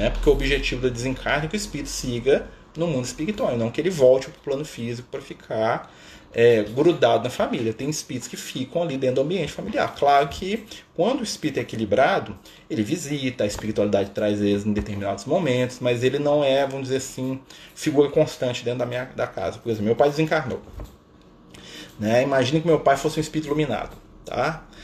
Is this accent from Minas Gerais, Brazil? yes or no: yes; Contagem, Minas Gerais, Brazil; Eu sou de Minas, sou aqui, ó, Contagem, Minas Gerais. Né? Pertinho aqui de BH, aqui, pão de queijo, tudo mais, né?